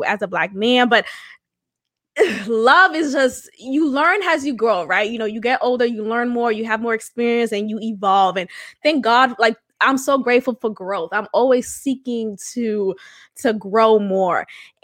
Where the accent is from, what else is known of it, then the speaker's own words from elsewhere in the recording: Boston, Massachusetts, United States; a child of immigrant parents, and growing up in Boston